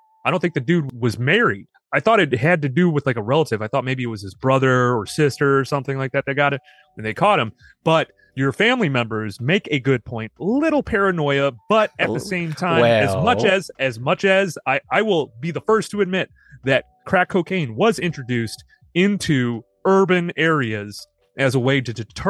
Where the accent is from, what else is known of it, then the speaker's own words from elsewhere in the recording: Chicago, Illinois, United States; I'm from originally from Chicago.